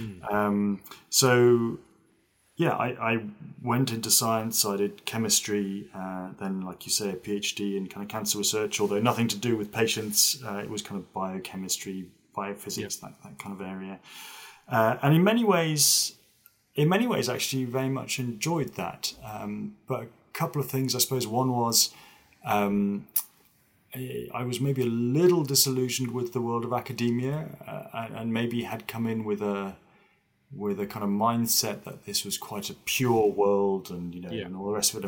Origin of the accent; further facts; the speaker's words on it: Zurich, Switzerland; I was born in Switzerland, in the German-speaking part of Switzerland, kind of in the commuter belt to Zurich.